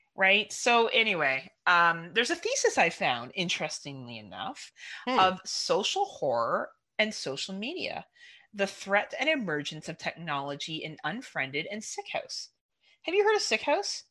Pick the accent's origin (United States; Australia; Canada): Canada; we're Canadian